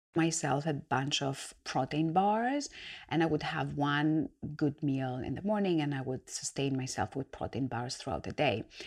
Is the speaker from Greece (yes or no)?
yes; Greece; moved away as an adult; now in United Kingdom; I was born and raised in Greece. I'm an immigrant. I've come to the UK to set my own business